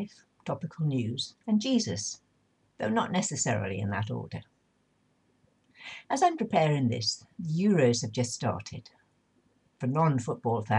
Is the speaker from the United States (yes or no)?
no; Swansea, Wales, United Kingdom; my hometown Swansea